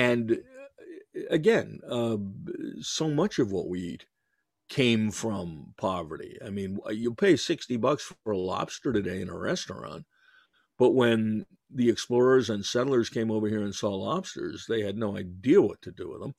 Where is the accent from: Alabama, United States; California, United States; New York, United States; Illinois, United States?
New York, United States; I'm Jewish and from New York